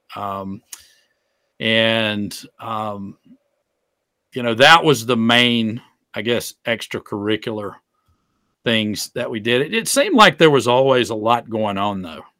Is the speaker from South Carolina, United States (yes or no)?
yes; Greenwood, South Carolina, United States; I grew up in Greenwood, South Carolina